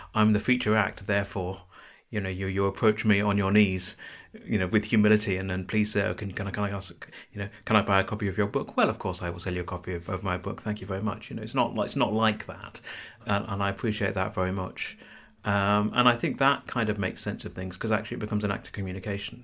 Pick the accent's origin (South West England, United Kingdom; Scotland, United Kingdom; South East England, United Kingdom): South East England, United Kingdom; now in Bristol, United Kingdom; I'm from the southeast of England. I'm not from London.